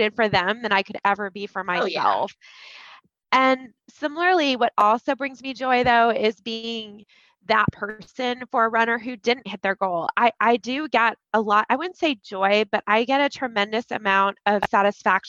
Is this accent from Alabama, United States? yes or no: no; Columbus, Ohio, United States; I grew up in Columbus